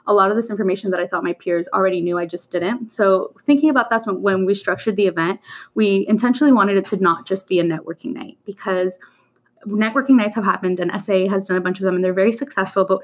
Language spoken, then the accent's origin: English; Miami, Florida, United States; also born or lived in Colombia; My hometown, I was born in Columbia, and I lived there till I was 8, but other than that, my other hometown is Miami, Florida